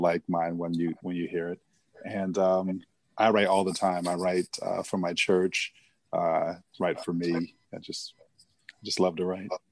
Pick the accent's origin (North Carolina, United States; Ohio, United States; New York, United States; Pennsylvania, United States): Pennsylvania, United States; Philadelphia; now in Suitland, United States; I live in Suitland, Maryland, but I grew up in in Philadelphia